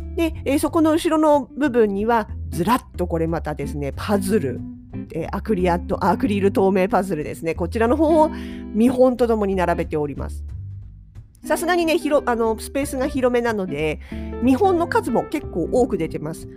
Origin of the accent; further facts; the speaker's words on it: Sapporo, Hokkaido, Japan; 私たち札幌市民